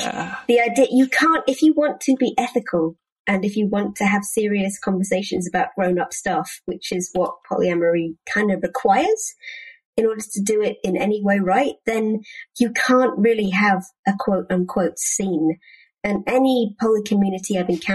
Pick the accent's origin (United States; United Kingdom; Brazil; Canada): United Kingdom; as a British person